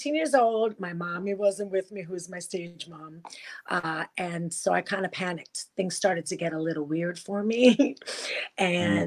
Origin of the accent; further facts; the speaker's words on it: Puerto Rico; moved away as an adult; also born or lived in Bronx, New York, United States / Florida, United States; now in New Orleans, United States; when I was growing up in Puerto Rico